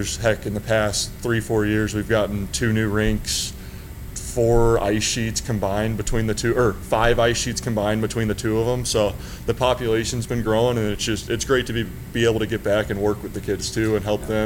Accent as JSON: {"language": "English", "town": "Collinsville", "region": "Illinois", "country": "United States", "said": "I'm from Southern Illinois, like very southern tip of Illinois. So Collinsville, Illinois is where I'm initially from"}